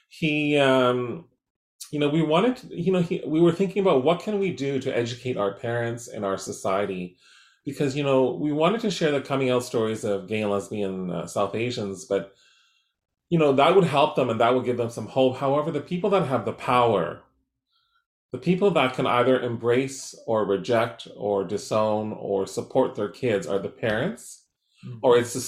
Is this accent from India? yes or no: no; Surrey, British Columbia, Canada; growing up in Surrey Newton, a working class area, a very racially divided town in Surrey